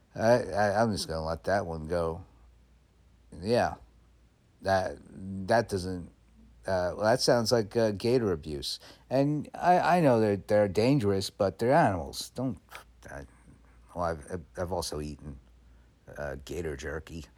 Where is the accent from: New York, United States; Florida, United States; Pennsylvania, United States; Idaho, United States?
New York, United States; moved away; also born or lived in California; I know I'm in New York and I was born in New York